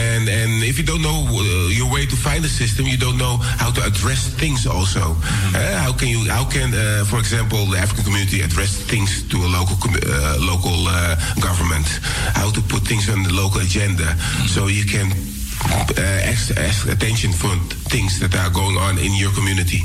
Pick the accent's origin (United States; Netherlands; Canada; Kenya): Netherlands; Amsterdam, North Holland; I was raised here in Amsterdam Southeast, and it's a melting pot of cultures